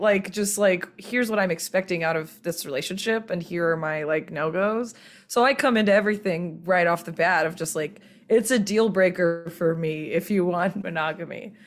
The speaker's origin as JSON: {"language": "English", "region": "Bible Belt South", "country": "United States", "said": "I'm from the Bible Belt South"}